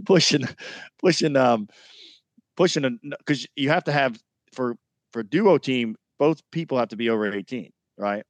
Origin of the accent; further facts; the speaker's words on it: New York, United States; moved away; New York was special because I grew up in New York